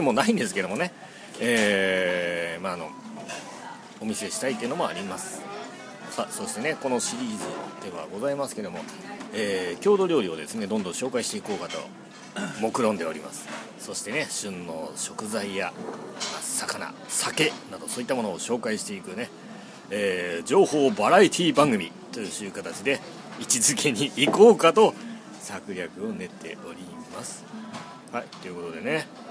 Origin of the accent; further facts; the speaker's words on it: Ishinomaki, Miyagi, Japan; 宮城県は石巻市の方出身でございます